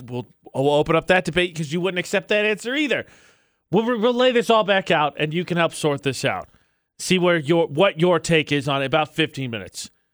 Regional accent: Indiana, United States; now in Utah, United States; I'm from Indiana

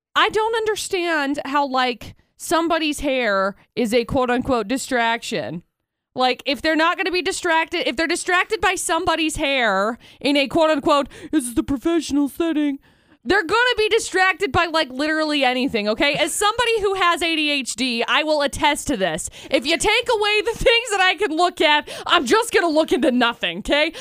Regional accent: Utah, United States

